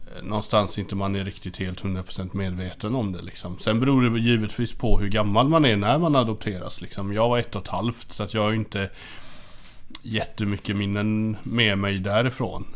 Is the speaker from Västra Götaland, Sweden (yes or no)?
yes; Hindås, Västra Götaland, Sweden; jag växte upp i Hindås. Eh, som är, eh, ligger mellan eh, Göteborg och Borås